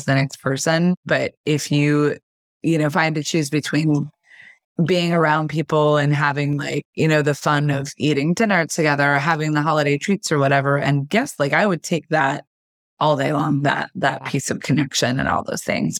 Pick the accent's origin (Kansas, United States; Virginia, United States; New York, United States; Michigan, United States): Kansas, United States; now in Florida, United States; I was raised in Kansas